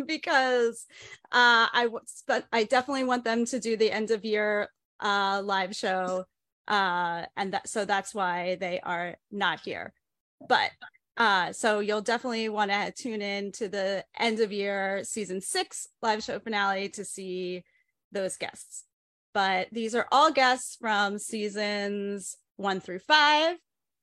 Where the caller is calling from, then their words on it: New York City, New York, United States; I'm zooming in from New York City